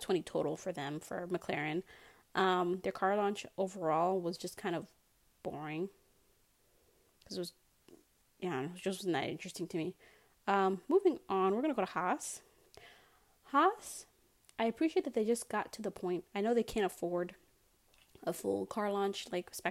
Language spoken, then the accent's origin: English; United States; I'm an American